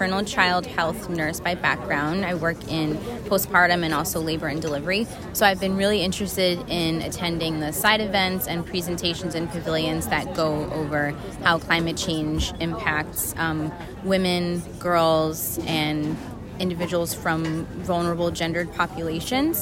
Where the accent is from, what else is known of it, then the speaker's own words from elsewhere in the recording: New Jersey, United States; also born or lived in Atlanta, Georgia; Born and raised on the East Coast in New Jersey